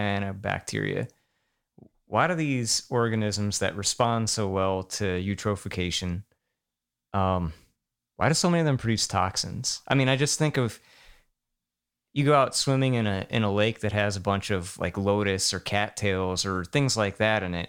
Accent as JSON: {"language": "English", "region": "Virginia", "country": "United States", "tie": "born or raised there", "said": "growing up in Virginia."}